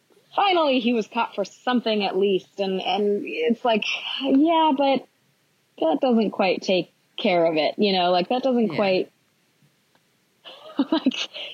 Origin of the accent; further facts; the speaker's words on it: Los Angeles, California, United States; also born or lived in New York; now in Portland, United States; growing up in Los Angeles